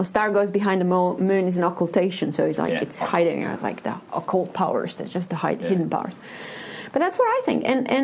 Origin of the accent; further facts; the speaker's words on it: Romania; I'm from Romania